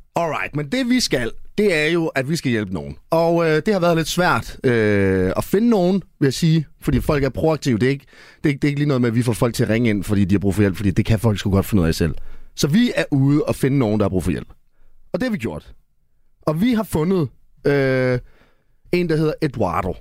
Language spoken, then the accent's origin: Danish; Esbjerg, Southern Denmark, Denmark; jeg er jo fra Esbjerg